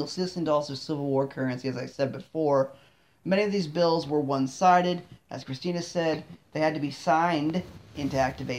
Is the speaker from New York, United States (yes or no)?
no; Maryland, United States; as a native Marylander.